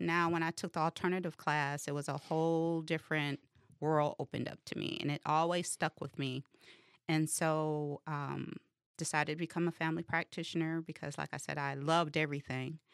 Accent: Detroit, Michigan, United States; I'm from Detroit, West Side

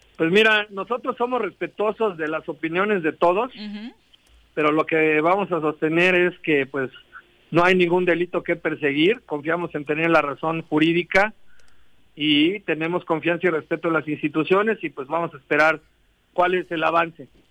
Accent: Morelos, Mexico; yo soy el único morelense en la mesa de seguridad aquí del estado.

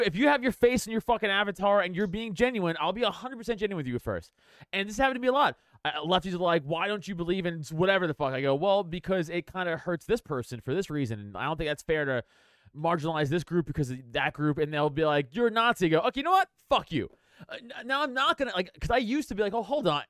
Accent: New York City, New York, United States; I grew up on Staten Island

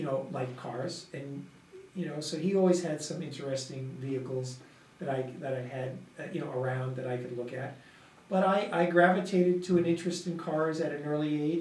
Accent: Levittown, New York, United States; I was born in New York, in Long Island, and I basically was raised in Levittown

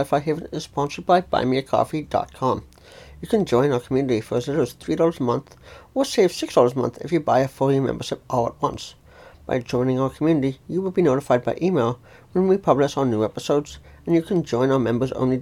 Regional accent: Calgary, Alberta, Canada; also born or lived in near Toronto, Ontario; now in Ontario, Canada; I grew up in the city of Calgary, Alberta, Canada, but now live in a small city close to Toronto, Ontario.

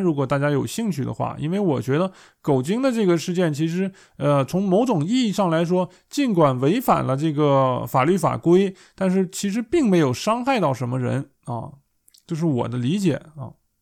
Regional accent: China; now in Germany; 我们在中国

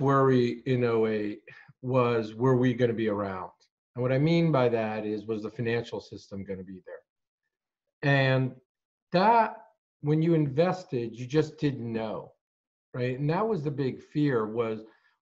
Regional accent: Hartford, Connecticut, United States; also born or lived in Morocco; I was born in Morocco. I ended up, we came to the United States when I was 7. Grew up in Hartford

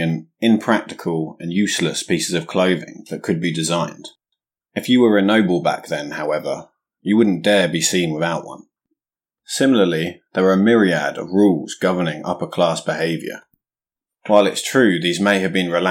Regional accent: England, United Kingdom; As an Englishman

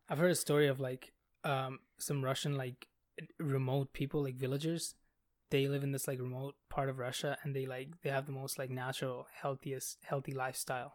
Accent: Bangladesh; moved away; I come from Bangladesh.

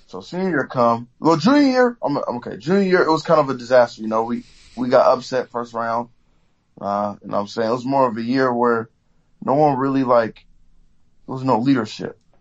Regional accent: Oakland, California, United States; I'm from Oakland. You know, we get, we get everything out the mud out here

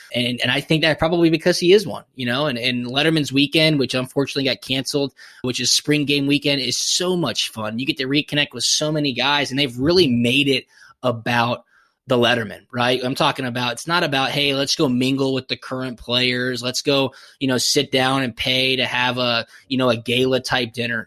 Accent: Atlanta, Georgia, United States; growing up in Atlanta

